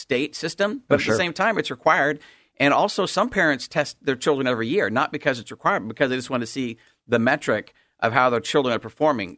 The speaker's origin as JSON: {"language": "English", "town": "Salem", "region": "Oregon", "country": "United States", "tie": "born or raised there", "said": "I was born and raised in Salem, Oregon"}